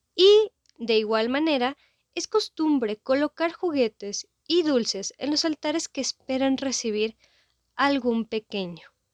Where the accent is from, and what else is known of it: Mexico